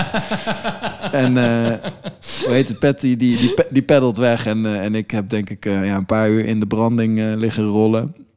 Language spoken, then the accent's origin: Dutch; Friesland, Netherlands; now in The Hague, Netherlands; ik kom dus oorspronkelijk uit Friesland. Er zijn een hoop meren en dergelijke. En we hadden vroeger bootjes